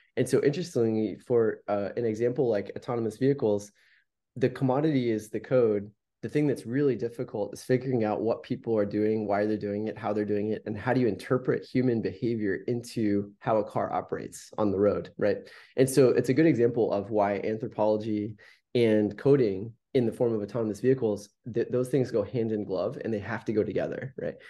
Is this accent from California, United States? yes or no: yes; Palo Alto, California, United States; having the fortune of growing up in Silicon Valley